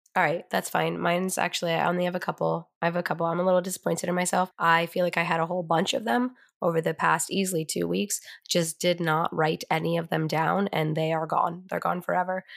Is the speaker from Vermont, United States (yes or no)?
yes; Vermont, United States; Growing up in Vermont